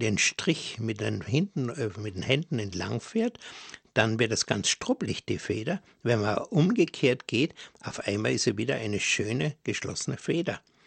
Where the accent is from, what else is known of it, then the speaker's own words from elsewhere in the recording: Bavaria, Germany; bei uns in Bayern